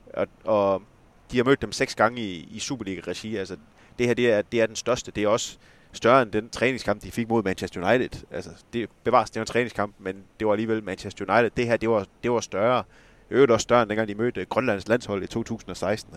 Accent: Esbjerg, Southern Denmark, Denmark; accent: West Jutlandic; det kan man måske også lige høre på min dialekt. Jeg er jo ikke oceaner. Jeg er jo, jeg er jo vestjyde og nede fra Esbjerg-området

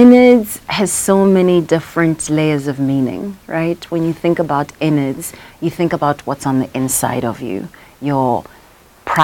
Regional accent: Soweto, Gauteng, South Africa; I am South African. I was born in Soweto in Baragwanath.

